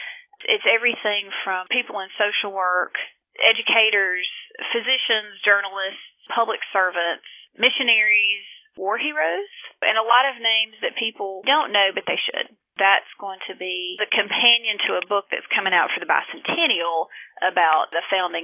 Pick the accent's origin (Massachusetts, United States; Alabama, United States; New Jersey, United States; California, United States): Alabama, United States; Talladega; moved away as an adult; also born or lived in Marion, Alabama; now in Black Belt, Alabama, United States; I am originally from Talladega. Went to Judson College in Marion and have stayed pretty much in the Black Belt since then.